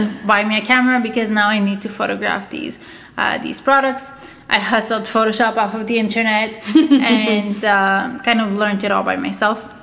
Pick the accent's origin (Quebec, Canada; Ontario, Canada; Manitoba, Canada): Quebec, Canada; Montreal; English is a second language; also born or lived in Russia / Bulgaria; I moved here when I was ten years old. Um, did you know my schooling here? My, my I kind of grew up here. You know, I'm more Canadian than anything else today